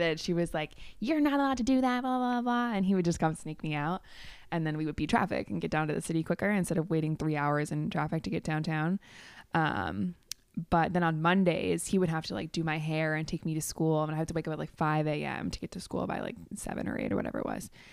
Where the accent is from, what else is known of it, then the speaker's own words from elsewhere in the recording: Chicago, Illinois, United States; now in Vernon Hills, United States; I was born in Chicago, born and raised.